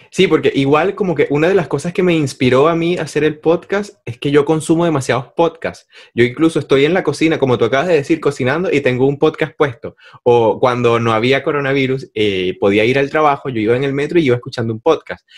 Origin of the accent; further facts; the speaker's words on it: Maracay, Aragua, Venezuela; now in Chile; allá en Maracay, de donde yo soy